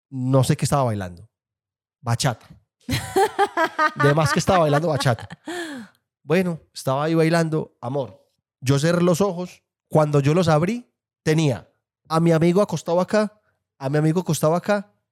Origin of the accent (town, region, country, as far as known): Colombia